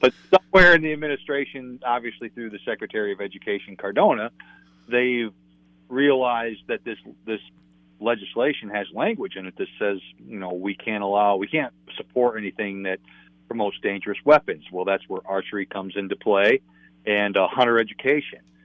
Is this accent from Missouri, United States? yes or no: no; Adirondacks, New York, United States; I grew up in the Adirondacks of New York State